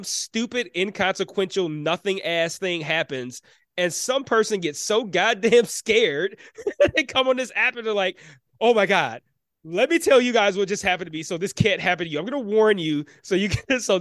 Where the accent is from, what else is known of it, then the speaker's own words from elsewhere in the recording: Detroit, Michigan, United States; being born and raised in Detroit